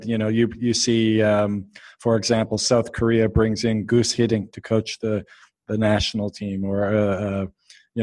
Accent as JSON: {"language": "English", "country": "Canada"}